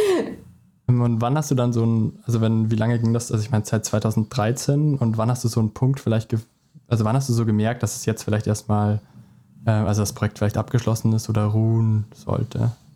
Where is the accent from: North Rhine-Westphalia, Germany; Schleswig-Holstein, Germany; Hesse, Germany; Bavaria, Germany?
Bavaria, Germany; Traunstein; ich komme nämlich auch aus Traunstein